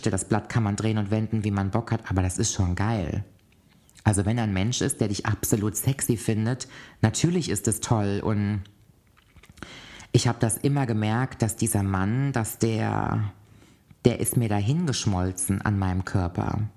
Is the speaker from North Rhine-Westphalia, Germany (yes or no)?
yes; Cologne, North Rhine-Westphalia, Germany; also born or lived in Koblenz; bin dann nochmal zurück in meine Heimatstadt Köln gezogen.